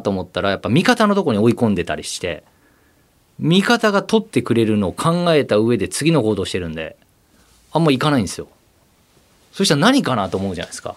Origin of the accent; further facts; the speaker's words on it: Shikoku, Ehime, Japan; moved away as an adult; 四国なんで僕は本州が憧れてましたよ